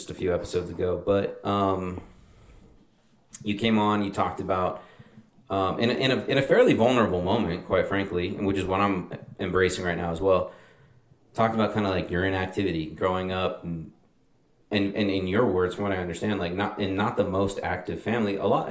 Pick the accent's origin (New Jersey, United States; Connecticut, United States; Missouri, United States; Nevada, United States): Nevada, United States; Las Vegas; moved away; somebody that grew up in Vegas for a large portion of his childhood